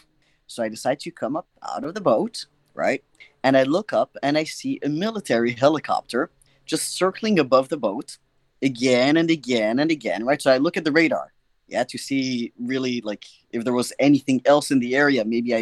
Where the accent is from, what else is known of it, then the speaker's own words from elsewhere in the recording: France; born there; I was born in France, but I lived a little bit all over.